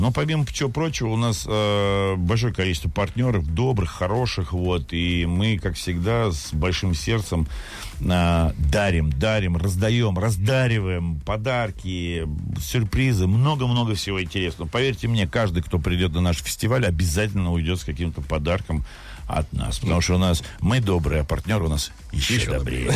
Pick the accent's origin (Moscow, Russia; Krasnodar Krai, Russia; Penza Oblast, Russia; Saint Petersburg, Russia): Moscow, Russia; Я хоть москвич, но у меня никогда не было традиции лепить пельмени